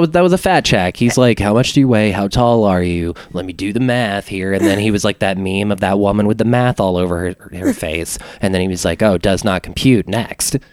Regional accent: Alexandria, Louisiana, United States; now in Austin, United States; my hometown was like was around 30000-ish people whenever i was living there

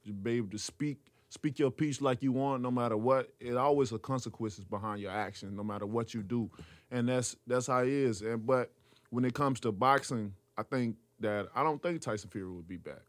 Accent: Tuscaloosa, Alabama, United States; I'm from Tuscaloosa, Alabama, so we all about football and basketball

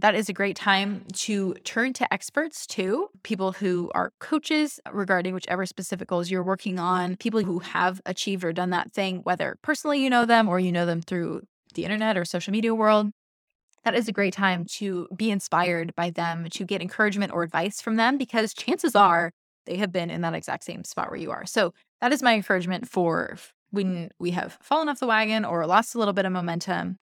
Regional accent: Seattle, Washington, United States; I'm from Seattle

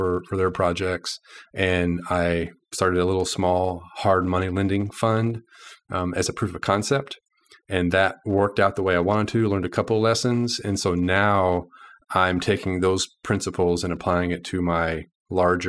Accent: Texas, United States; now in Little Rock, United States; I grew up in Texas

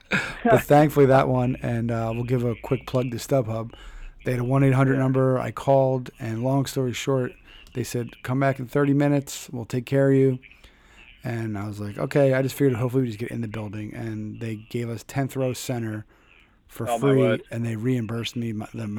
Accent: Philadelphia, Pennsylvania, United States; now in Connecticut, United States; I'm from Philadelphia originally

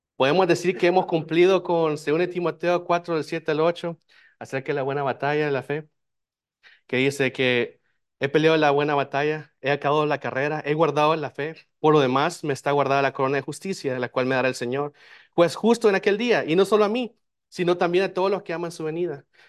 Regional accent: El Salvador; now in United States; yo soy de El Salvador

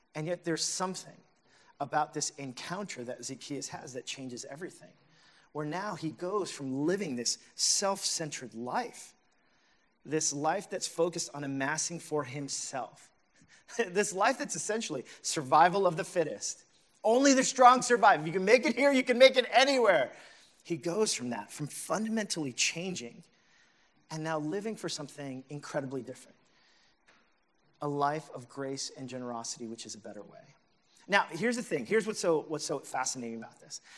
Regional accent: New York City, New York, United States; as a New Yorker

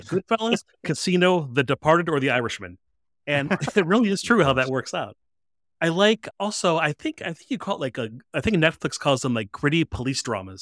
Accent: Chicago, Illinois, United States; I am from the Chicago area, the Chicago suburbs.

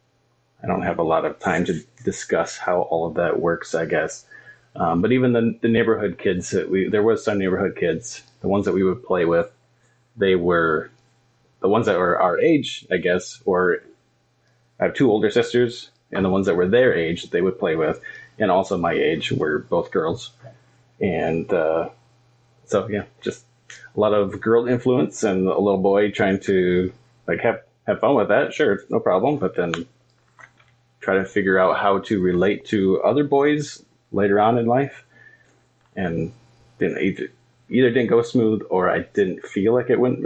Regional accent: Kalkaska, Michigan, United States; I grew up in Calvary Baptist Church in Kalkaska. It's from where I'm sitting, it's that way.

